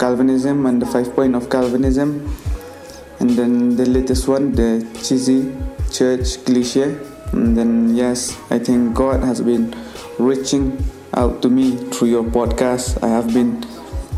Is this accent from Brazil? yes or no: no; India; I'm from India